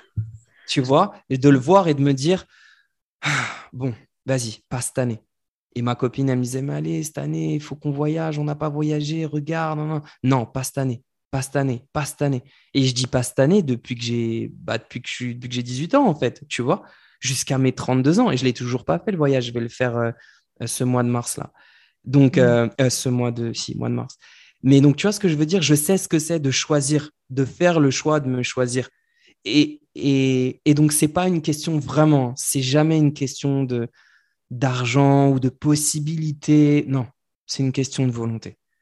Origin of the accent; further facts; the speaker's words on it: France; nous, en tant que Français